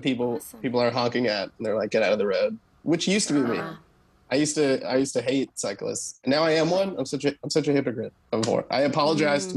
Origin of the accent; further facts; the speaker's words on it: Maryland, United States; also born or lived in Washington, D.C.; I was born in D.C., and then I grew up in Maryland.